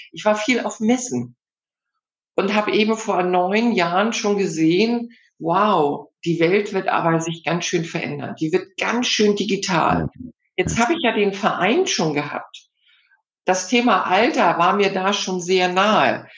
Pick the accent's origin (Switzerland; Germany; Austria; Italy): Germany; Hamburg; ich komme ja aus Hamburg, äh, was man in Hamburg so lernt, Im- und Exportkaufmann.